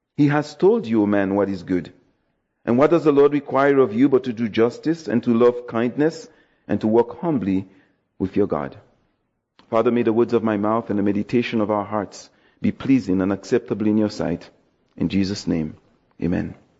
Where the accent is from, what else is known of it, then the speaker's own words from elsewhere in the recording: Dominica; now in Toronto, Canada; I'm from Dominica, West Indies, so Yes, my island was represented